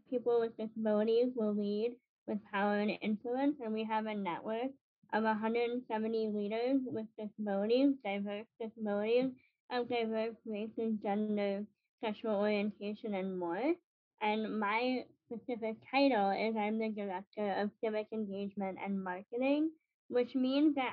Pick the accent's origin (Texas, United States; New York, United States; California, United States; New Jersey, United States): New York, United States; New York City; now in Chicago, United States; I'm actually originally from Brooklyn, New York, so I am a transplant to Chicago